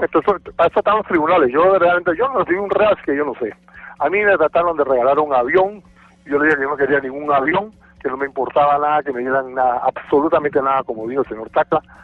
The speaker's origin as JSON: {"language": "Spanish", "country": "Panama", "said": "Yo soy el único panameño"}